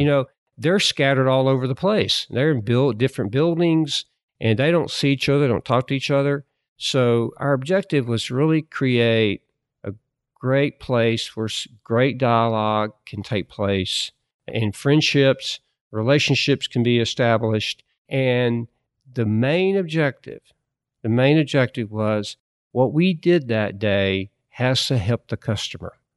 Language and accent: English; Alabama, United States; moved away as an adult; I grew up in Alabama